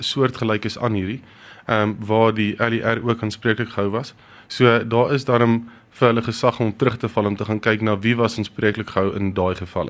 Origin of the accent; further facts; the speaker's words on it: Pretoria, Gauteng, South Africa; ek kom van Mille Park af